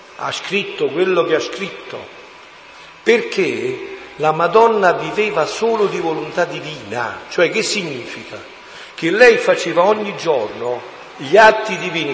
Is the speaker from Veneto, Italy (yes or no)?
no; Montefusco, Campania, Italy; moved away; al mio paese, Monti Fusco in montagna a 700 metri nella provincia di Avellino, si andava a prendere l'acqua, mamma alla fonte, con la secchia in testa, col recipiente in testa, con tutti e due noi figli che ci portava per la mano